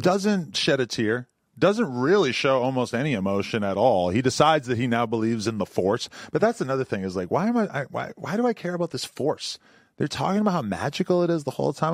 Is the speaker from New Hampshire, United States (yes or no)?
yes; New Hampshire, United States; moved away; also born or lived in New York City; the chicks that I grew up around because in New Hampshire